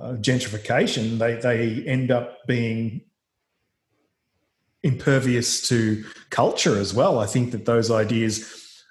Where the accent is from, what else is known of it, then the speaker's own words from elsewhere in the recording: Gippsland, eastern Victoria, Australia; the socioeconomic situation that I grew up in Gippsland in eastern Victoria